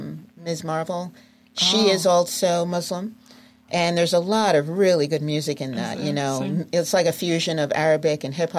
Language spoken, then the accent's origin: English; New York City, New York, United States; I'm from Queens.